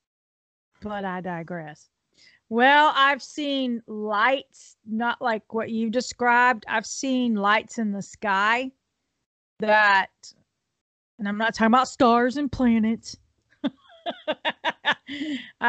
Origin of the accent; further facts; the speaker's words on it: Houston, Texas, United States; moved away as an adult; also born or lived in Bastrop, Texas; I was raised in Houston.